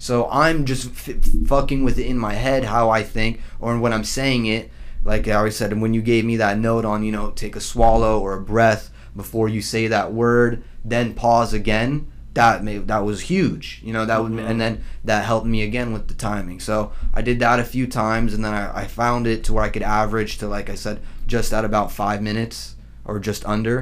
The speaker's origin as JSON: {"language": "English", "region": "Southern California", "country": "United States", "said": "we're from SoCal"}